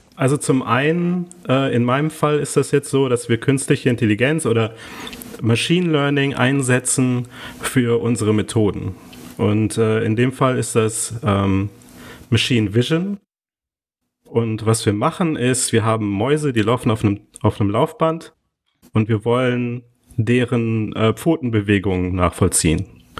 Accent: Neuss, North Rhine-Westphalia, Germany; moved away as an adult; also born or lived in Cologne; now in Lisbon, Portugal; ich bin ja gebürtig aus Neuss

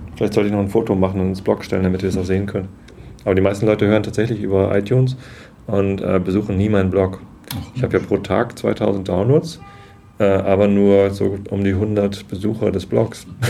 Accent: Wistedt, Lower Saxony, Germany; Ich bin aufgewachsen in Wistedt, Samtgemeinde Tosted.

